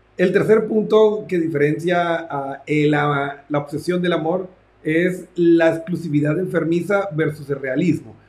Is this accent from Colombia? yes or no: yes; Colombia; moved away; also born or lived in Mexico; estudié en mi tierra natal, Colombia